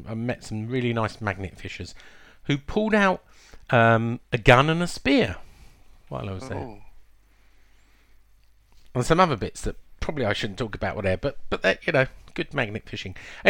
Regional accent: England, United Kingdom; we're from England.

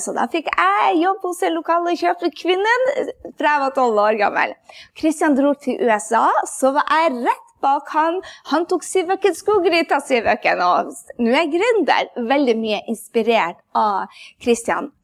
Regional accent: Andenes, Nordland, Norway; fra Andøya, der jeg kommer fra. fra Andnes

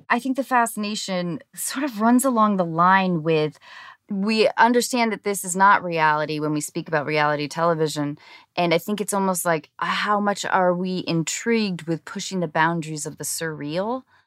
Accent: Seattle, Washington, United States; I grew up in Seattle, so we had eight months of dreary rain

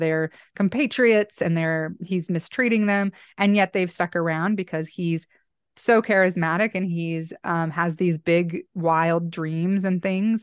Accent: Boise, Idaho, United States; my hometown here in Boise

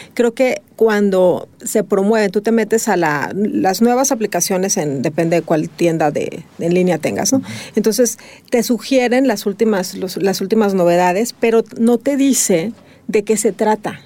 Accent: Mexico

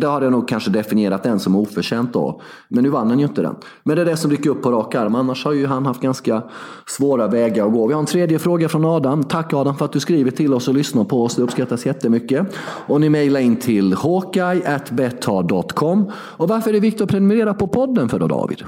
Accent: Sweden; Jag är svensk, jag är inte serb till en början

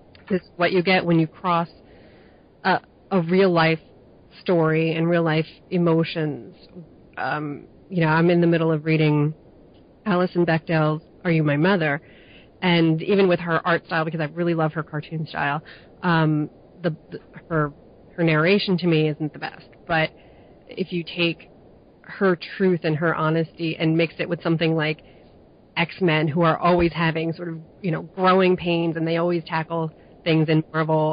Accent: New Jersey, United States; I'm from New Jersey, and I was in a pretty lily-white area

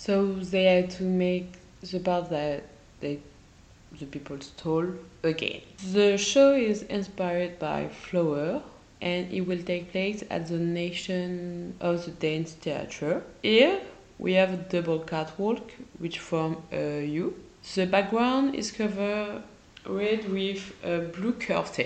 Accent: France; accent: French; English is a second language; I mix my English accent in my French accent.

